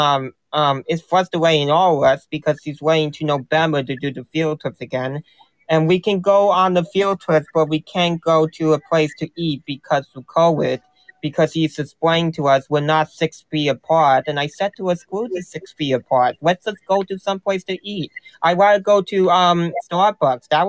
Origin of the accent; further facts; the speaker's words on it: New Jersey, United States; New Jersey.